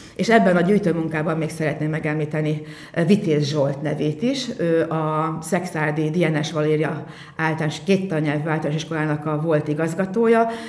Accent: Mórágy, Tolna, Hungary; now in Bonyhád, Hungary; egy Morágyi táncost hozott el Bonyhádra, tehát én így kerültem kerültem ide

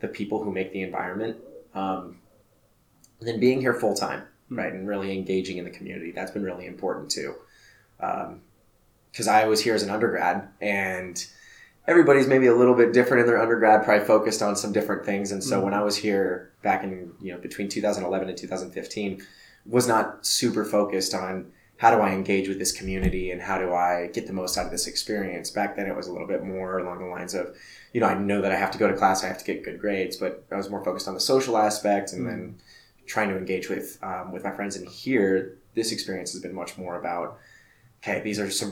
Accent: Tempe, Arizona, United States; So I am a native Arizonan. So I was born and raised in Tempe, just about 5 miles south of campus.

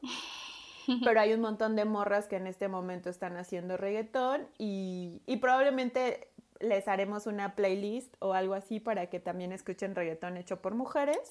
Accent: Veracruz, Mexico; Veracruz, yo soy de Veracruz, en el puerto y en todo el estado

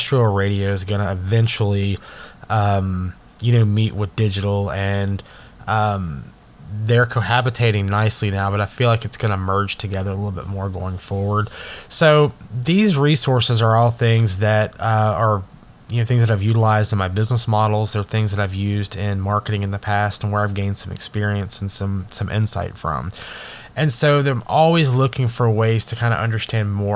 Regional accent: Alabama, United States; also born or lived in Orlando, Florida; I'm from Alabama

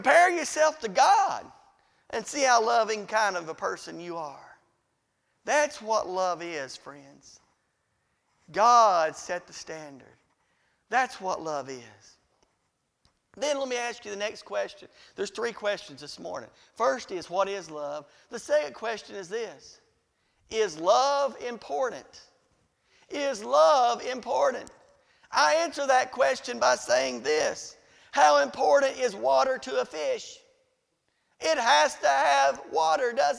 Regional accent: Riceville, United States; I'm from Riceville

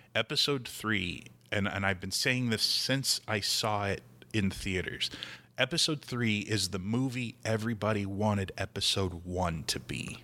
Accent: Midwest, United States; I'm from the Midwest

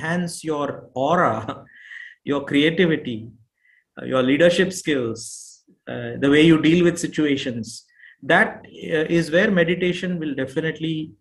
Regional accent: India; moved away; also born or lived in Houston, Texas; I am born and brought up in India

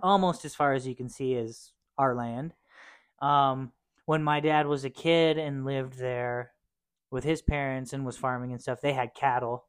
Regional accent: Cheyenne, Wyoming, United States; also born or lived in Torrington, Wyoming; I was born and raised here in Cheyenne, our lovely old town.

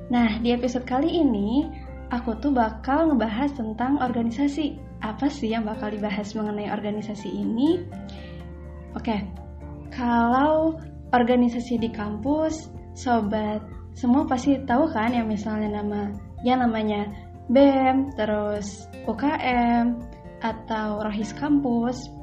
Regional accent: Sukabumi, West Java, Indonesia; FYI juga nih teh beta juga dari Sukabumi sama kayak teh Dita

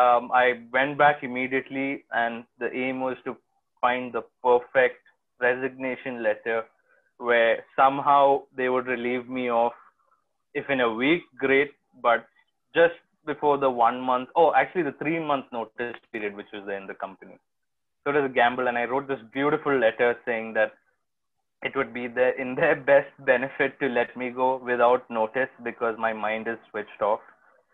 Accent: Kochi, Kerala, India; also born or lived in Delhi; now in Bombay, India; I am from Kochi in Kerala

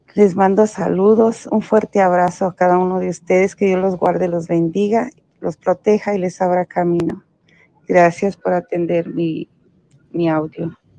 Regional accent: Jalostotitlán, Jalisco, Mexico; moved away; Estuve una semana en mi pueblo, Jalostotitlan, Jalisco.

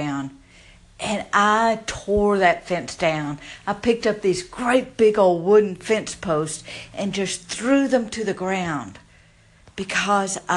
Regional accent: the South, United States; born or raised there

